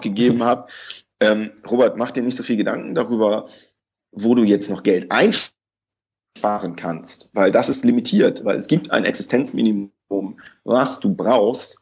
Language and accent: German; Hamburg, Germany; ich komme auch aus Hamburg